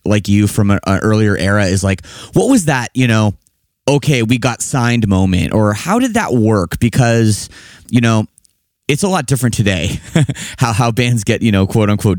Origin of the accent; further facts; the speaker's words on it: Toronto, Ontario, Canada; I'm from Toronto area, not Montreal.